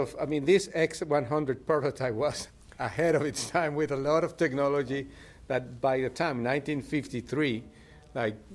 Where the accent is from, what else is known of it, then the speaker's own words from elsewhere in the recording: Miami, Florida, United States; because I'm from Miami, so yeah.